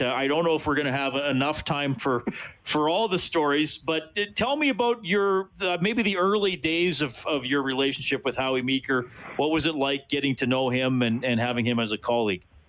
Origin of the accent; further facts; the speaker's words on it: Evansburg, Alberta, Canada; growing up in Evansburg, a little north of Evansburg, in the 1980s